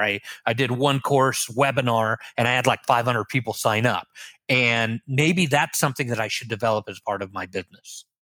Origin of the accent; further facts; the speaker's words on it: Los Angeles, California, United States; moved away as an adult; also born or lived in Israel; now in Orlando, United States; raised in Los Angeles